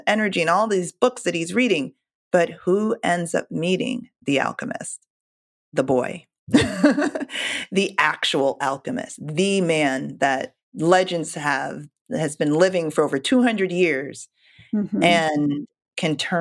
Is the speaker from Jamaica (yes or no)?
yes; Jamaica; I'm Jamaican